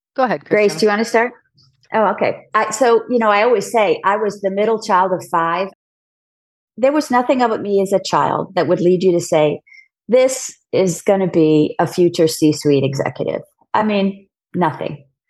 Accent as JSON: {"language": "English", "town": "San Diego", "region": "California", "country": "United States", "tie": "born or raised there", "also_born_or_lived": "New York", "moved": "as an adult", "said": "as a kid growing up in San Diego, I realized pretty early on I didn't want to stay in San Diego"}